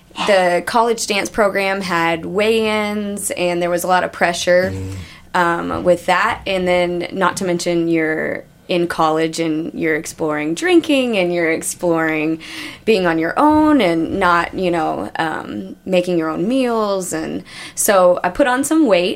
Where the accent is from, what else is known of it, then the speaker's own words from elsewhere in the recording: Austin, Texas, United States; also born or lived in Oklahoma City; I grew up dancing here. Actually, I grew up in Austin.